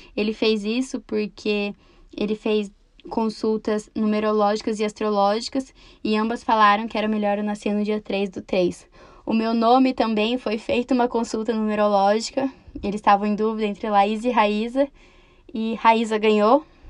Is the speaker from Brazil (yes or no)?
yes; Campo Mourão, Paraná, Brazil; eu sou de Campo Mourão, Paraná. Eu nasci e cresci aqui